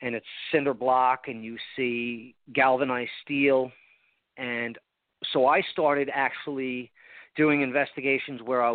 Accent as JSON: {"language": "English", "area": "Long Island", "region": "New York", "country": "United States", "tie": "born or raised there", "also_born_or_lived": "Port St. Lucie, Florida", "moved": "yes", "lives_now": "Vero Beach, United States", "said": "I grew up on Long Island, so it reminds me a little New York"}